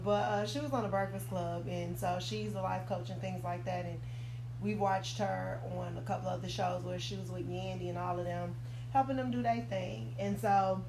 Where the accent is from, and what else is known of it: Chicago, Illinois, United States; born or raised there